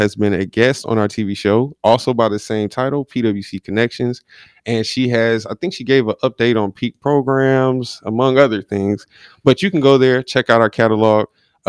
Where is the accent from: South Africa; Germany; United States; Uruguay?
United States; North Carolina; also born or lived in Philadelphia; Yeah, I was born in Philadelphia, raised here in North Carolina, but, you know, I started liking football before the Panthers got here.